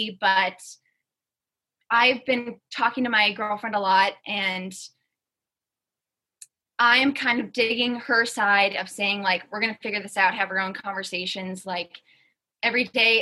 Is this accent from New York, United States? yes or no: no; Wisconsin, United States; now in Atlanta, United States; So my childhood best friend, we grew up in Wisconsin together